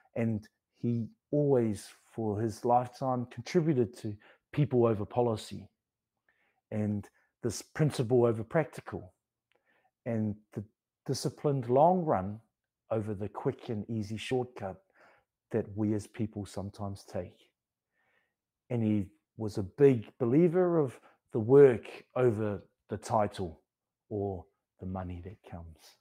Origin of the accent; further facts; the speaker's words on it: New Zealand; I'm Māori, I'm from Aotearoa